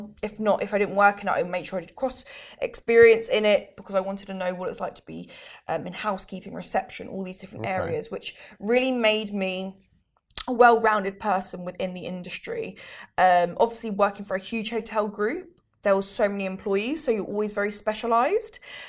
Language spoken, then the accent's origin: English; United Kingdom; born there; That's what it is. I'm a British Italian. That's what it is. I'm born in the UK.